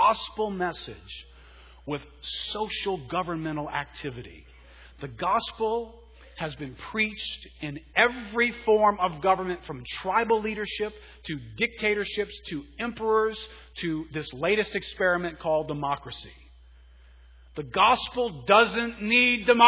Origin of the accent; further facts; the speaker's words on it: United States; being an American